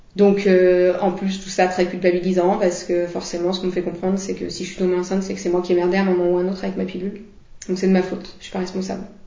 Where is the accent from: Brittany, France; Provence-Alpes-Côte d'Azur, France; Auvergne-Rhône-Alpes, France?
Auvergne-Rhône-Alpes, France; Lyon; je suis lyonnaise